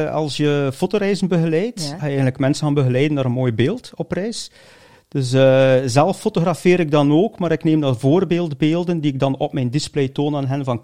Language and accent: Dutch; Bruges, West Flanders, Belgium; born there; Brugge. Brugge.